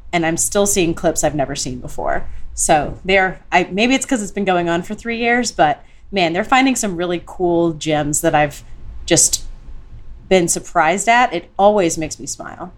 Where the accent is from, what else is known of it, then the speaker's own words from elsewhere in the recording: Houston, Texas, United States; I grew up in Houston